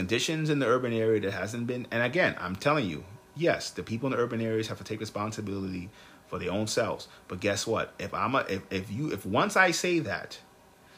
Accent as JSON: {"language": "English", "country": "United States", "said": "I'm American"}